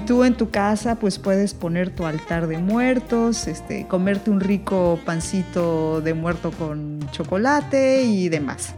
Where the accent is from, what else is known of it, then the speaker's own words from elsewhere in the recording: Veracruz, Mexico; moved away as an adult; also born or lived in Paris region, France; now in France; yo vengo de Veracruz. Para quienes no sean mexicanos, bueno, Veracruz es un puerto tropical